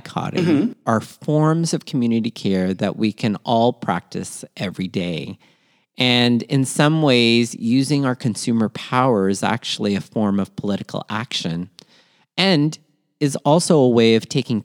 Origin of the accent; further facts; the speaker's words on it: Toronto, Ontario, Canada; also born or lived in Manila, Philippines; born in Manila, Philippines, raised in Toronto, Canada, and schooled all over southwestern